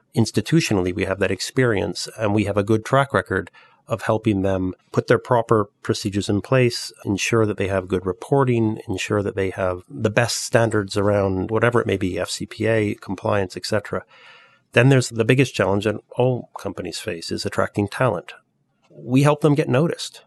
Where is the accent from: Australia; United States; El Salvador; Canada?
Canada; moved away as an adult; also born or lived in Europe; I'm Canadian, but I've spent my entire career in Europe